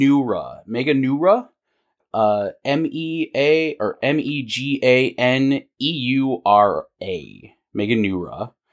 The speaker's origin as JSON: {"language": "English", "country": "United States", "said": "we're American"}